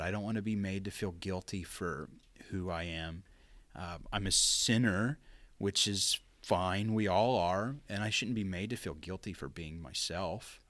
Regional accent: Pauls Valley, Oklahoma, United States; growing up in Paul's Valley

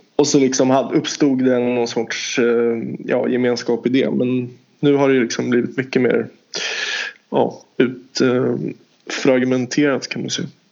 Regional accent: Stockholm, Stockholm County, Sweden; jag är ju från Stockholm

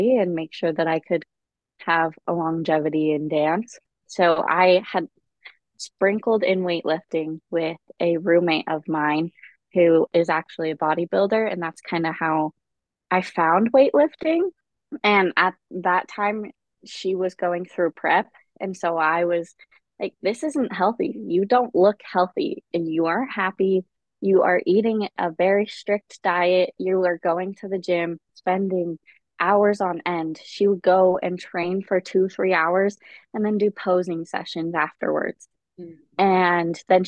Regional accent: Salt Lake City, Utah, United States; I grew up in Salt Lake City, Utah

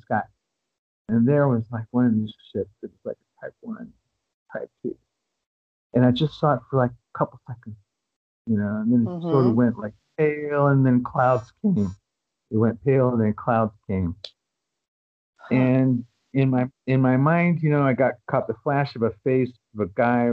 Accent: United States; I'm an American

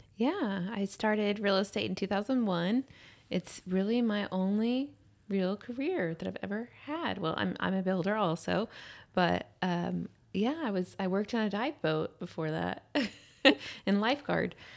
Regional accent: Austin, Texas, United States; also born or lived in Houston, Texas; we moved to Austin when I was in third grade. I lived in Lake Travis area. Then we came to Westlake, I think, in fi-, fourth or fifth grade

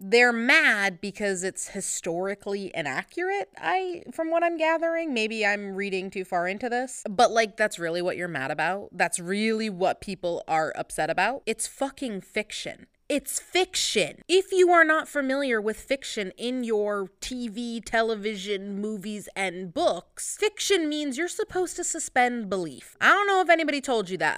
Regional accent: United States; I'm, I'm American

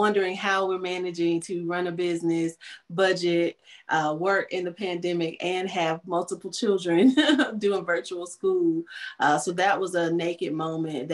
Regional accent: North Carolina, United States; here in North Carolina, my home state

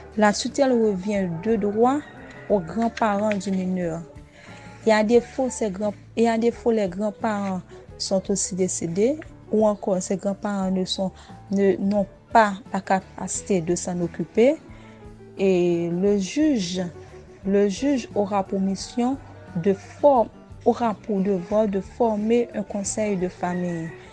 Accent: Haiti; je suis haïtienne

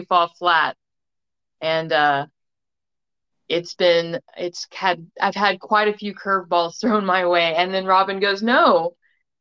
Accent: San Francisco, California, United States; now in Oklahoma, United States; I was born in San Francisco, California, and I lived there until probably the 90s when I was transplanted to Oklahoma

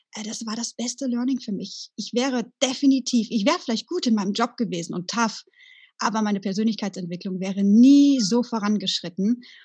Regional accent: Sauerland, North Rhine-Westphalia, Germany; moved away; meiner alten Heimat im Sauerland

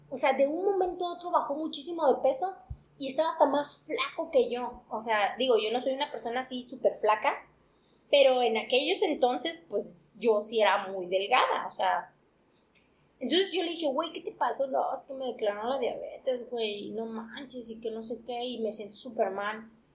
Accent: Mexico; somos mexicanos

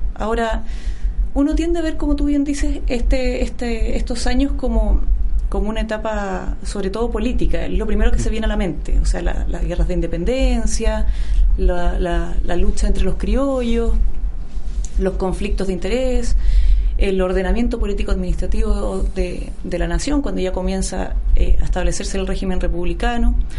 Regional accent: Chillán, Ñuble, Chile; yo soy no soy de Santiago, yo soy de Chillán

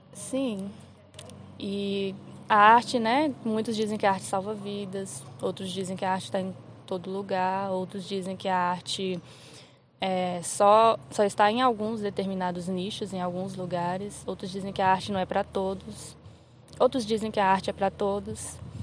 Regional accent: Recanto das Emas, Federal District, Brazil; eu sou aqui do DF, do Recanto

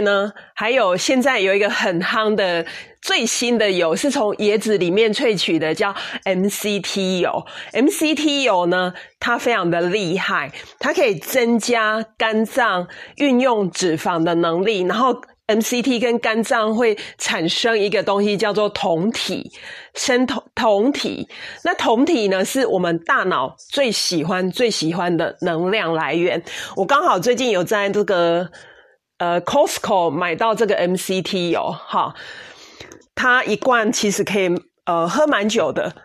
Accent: Taiwan; 所以我们台湾人非常的幸福哦

